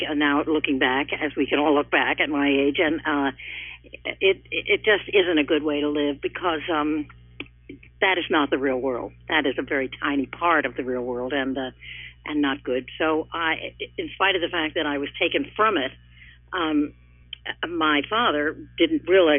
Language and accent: English; New York City, New York, United States; I was raised on Staten Island